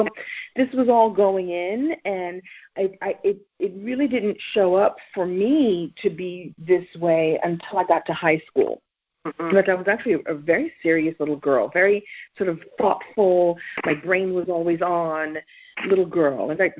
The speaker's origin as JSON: {"language": "English", "town": "Brooklyn", "region": "New York", "country": "United States", "said": "So long story short, I'm originally from Brooklyn, New York, although I don't sound like I don't talk like I'm from New York, but I'm from New York."}